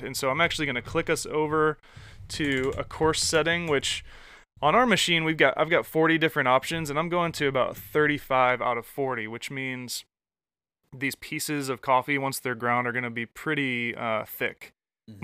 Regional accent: Michigan, United States; now in Atlanta, United States; I grew up in Michigan

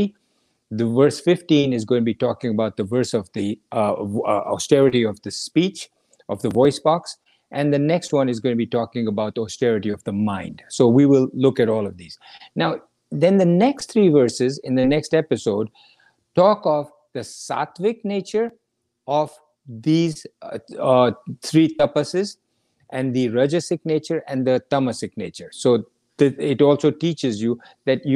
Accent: India; growing up in India

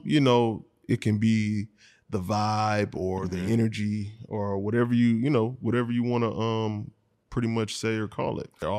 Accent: Houston, Texas, United States; We're from Houston.

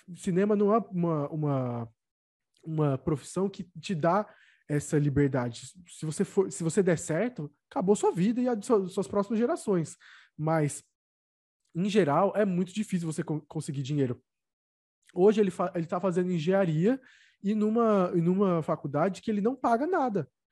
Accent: São Bernardo do Campo, São Paulo, Brazil; moved away; se eu ainda tivesse em São Bernardo, da minha terra

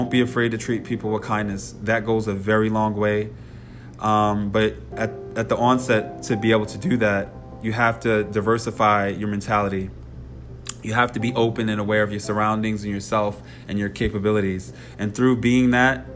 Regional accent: New York, United States; I know personally from growing up in New York

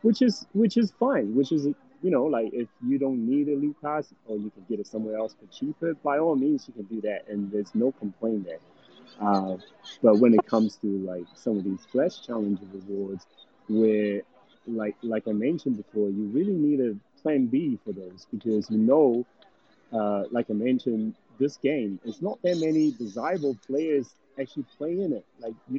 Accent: New Zealand; now in United States; because I think before I come from New Zealand to US

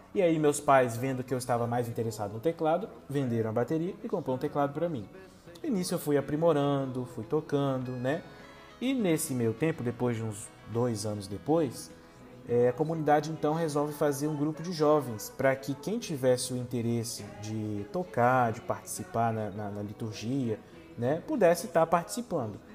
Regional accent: Linhares, Espírito Santo, Brazil; Eu venho lá da cidade de Linhares, da paróquia Santa Rita e da comunidade Nossa Senhora

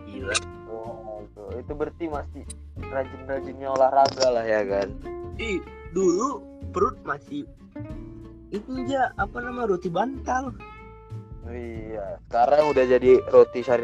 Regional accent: North Sumatra, Indonesia; iya aku orang Karo nandem itu kalau kata orang Karo itu mamamu katanya

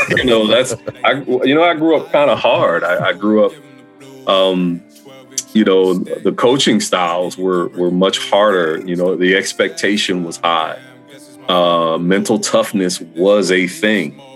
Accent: New Jersey, United States; also born or lived in the city (unspecified); my family, we grew up in New Jersey.

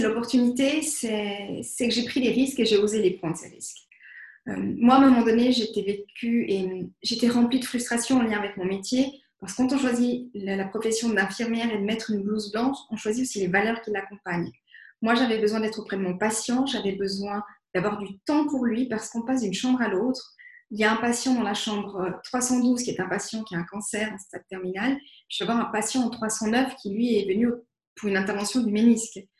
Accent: Vevey, Vaud, Switzerland; je viens de Vevey

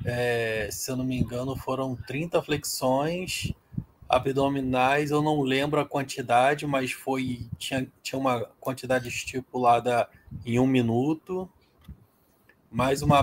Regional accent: Rio de Janeiro, Brazil; also born or lived in Parnaíba; Fui fabricado no Rio de Janeiro, nasci no Piauí, na cidade de Parnaíba, e depois voltei para

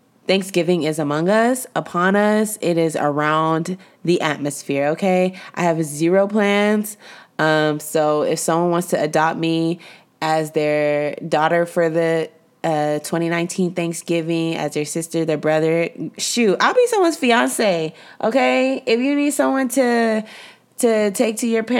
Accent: Mission, Texas, United States; I'm from Mission, Texas, and we don't use any of those terms

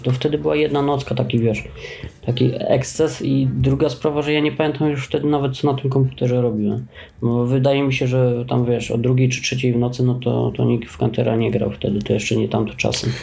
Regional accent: Oświęcim, Lesser Poland, Poland; u nas w Oświęcimiu

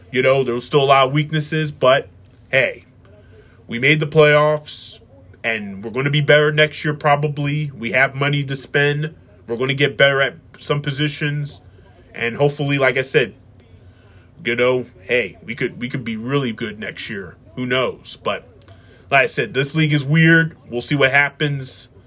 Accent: Philadelphia, Pennsylvania, United States; we grew up here in Pennsylvania in Philadelphia eastern Pennsylvania

